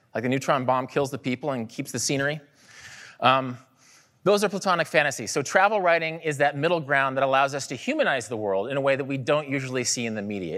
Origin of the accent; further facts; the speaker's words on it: Kansas, United States; moved away; I grew up in Kansas